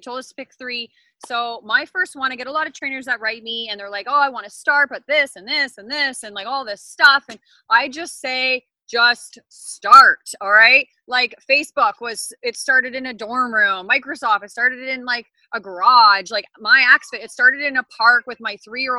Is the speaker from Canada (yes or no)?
yes; Ontario, Canada; I'm from Ontario, Canada